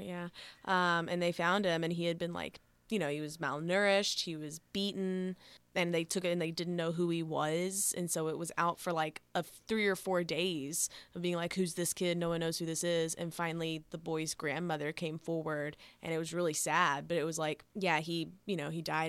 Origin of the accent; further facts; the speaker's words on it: Houston, Texas, United States; I'm from Houston. Went to U H.